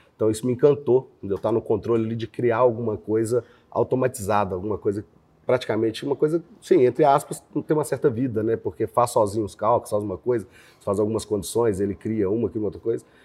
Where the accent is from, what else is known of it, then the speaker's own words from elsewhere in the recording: Belo Horizonte, Minas Gerais, Brazil; eu morei em vários bairros de Belo Horizonte.